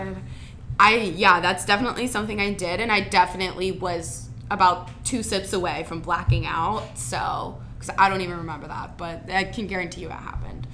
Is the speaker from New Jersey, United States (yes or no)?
no; Mason, Ohio, United States; I'm from Cincinnati, Ohio, Mason to be precise, 30 minutes north of Xavier.